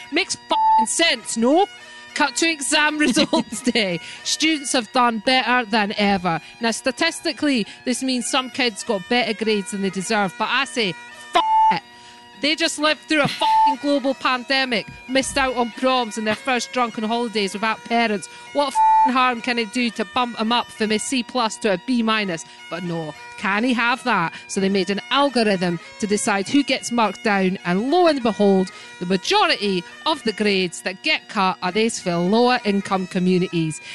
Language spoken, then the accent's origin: English; United Kingdom; as a British person